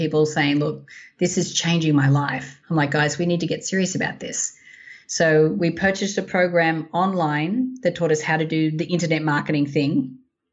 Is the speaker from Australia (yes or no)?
yes; Australia; moved away as an adult; also born or lived in Sydney; now in United States; I'm as Aussie as ample